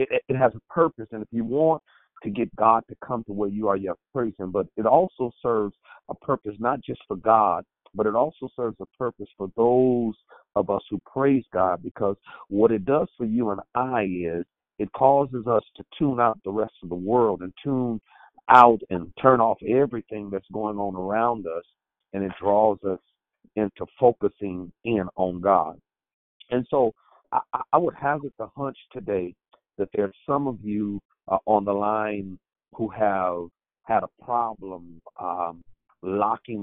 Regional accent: Oakland, California, United States; I am from Oakland, California

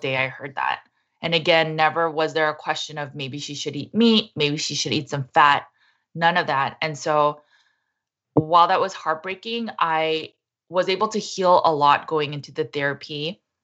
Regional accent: Los Angeles, California, United States; I was born and raised in Los Angeles, California in the eighties

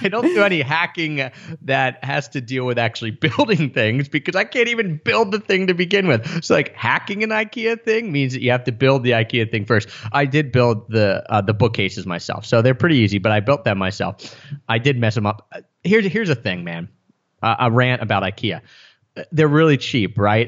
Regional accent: outside of Philadelphia, Pennsylvania, United States; moved away as an adult; did spend time in my hometown outside of Philadelphia

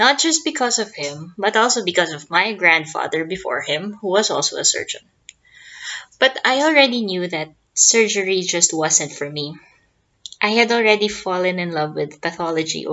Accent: Philippines; I'm a pathologist from the Philippines.

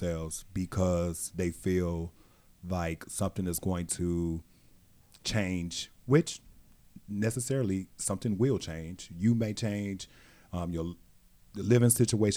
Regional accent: Gary, Indiana, United States; I grew up right outside of Chicago

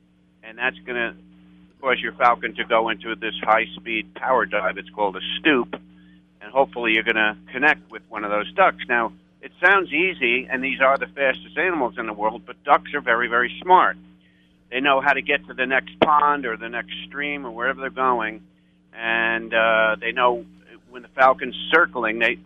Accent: New York, United States; accent: New York; now in Texas, United States; I'm a Texan, but I come from New York, so I have a New York accent

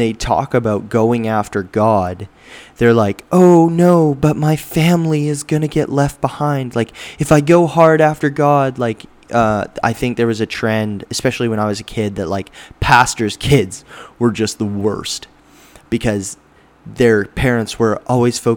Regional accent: Alberta, Canada; now in British Columbia, Canada; I'm from Alberta, so the humidity there is way low

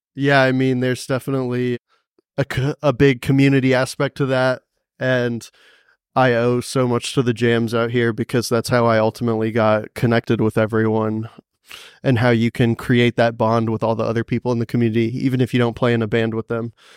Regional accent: Cary, North Carolina, United States; moved away as an adult; also born or lived in Greensboro, North Carolina; now in Asheville, United States; I grew up in a town called Cary, right next to Raleigh

